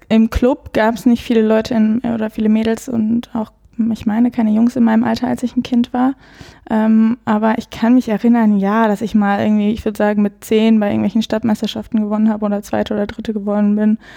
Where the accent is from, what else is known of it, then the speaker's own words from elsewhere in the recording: Bielefeld, North Rhine-Westphalia, Germany; Äh, Blau-Weiß-Grün Ummeln in Bielefeld. Ich komme aus Bielefeld.